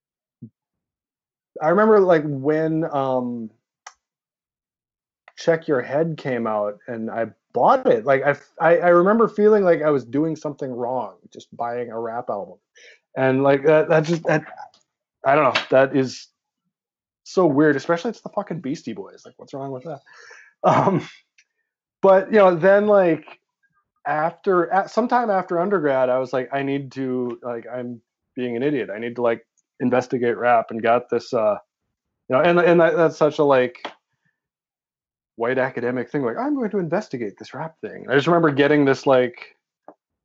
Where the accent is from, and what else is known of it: rural Nebraska, United States; born or raised there